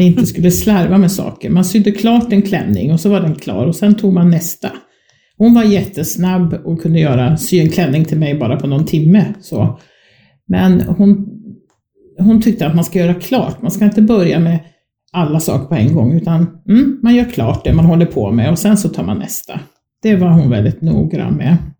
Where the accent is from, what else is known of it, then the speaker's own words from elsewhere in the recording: Uppsala, Uppsala County, Sweden; moved away; also born or lived in Skåne; Där växte jag upp. Um, inte mina allra första små år, men från det jag var fyra år eh, så bodde jag